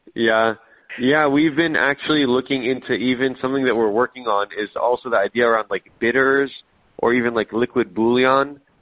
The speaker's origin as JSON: {"language": "English", "country": "Israel", "tie": "born or raised there", "moved": "yes", "said": "I was born in Israel. I go back every year"}